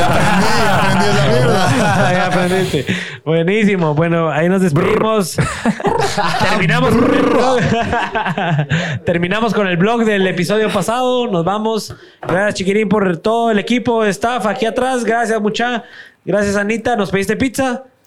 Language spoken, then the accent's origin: Spanish; Guatemala; accent: Chapín